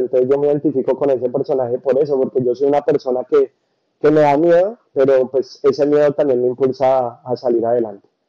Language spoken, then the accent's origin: Spanish; Bogotá, Colombia; moved away as an adult; now in United States; Yo soy de Bogotá